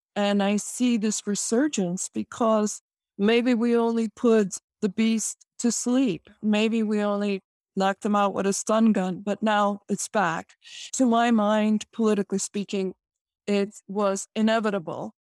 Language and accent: English; Chicago, Illinois, United States; I am born and raised in Chicago